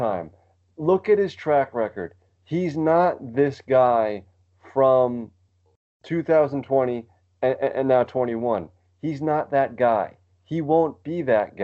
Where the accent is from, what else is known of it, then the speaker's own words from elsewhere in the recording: New York City, New York, United States; part of being a New Yorker.